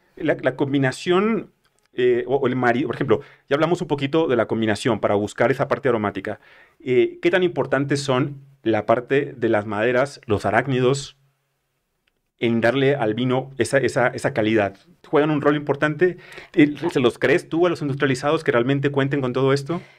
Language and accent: Spanish; northern Mexico, Mexico; moved away; consumía como buen norteño